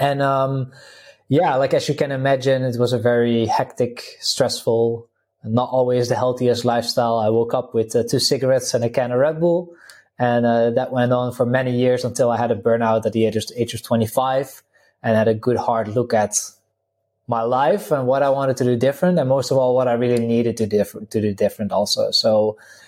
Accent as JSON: {"language": "English", "country": "Netherlands", "second_language": "English", "moved": "yes", "lives_now": "Slovenia", "said": "I'm originally from the Netherlands. People can probably pick it up a little bit from the accent. currently living in Slovenia"}